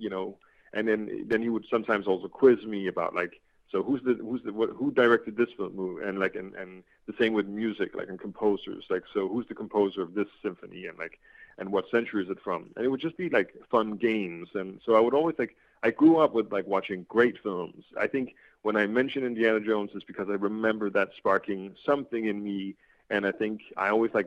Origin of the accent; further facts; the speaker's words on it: Denmark; I'm from Denmark